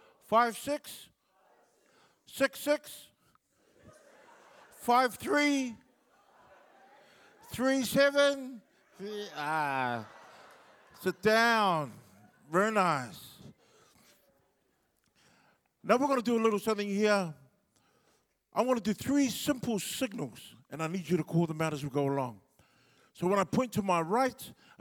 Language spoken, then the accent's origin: English; Wellington, New Zealand; first language Samoan; English is a second language; I was born in Wellington at a hospital called St. Helens